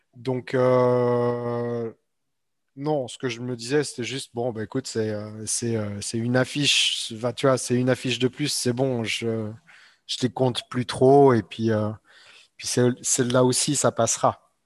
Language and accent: French; Switzerland; moved away; Je viens de Suisse en fait euh, à la base.